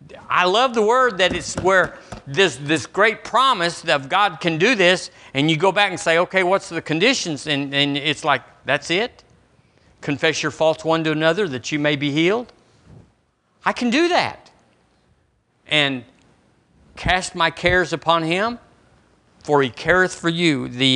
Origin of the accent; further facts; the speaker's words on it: Texas, United States; now in Alabama, United States; When I moved here from Texas, I was full of Texas, and it wasn't pretty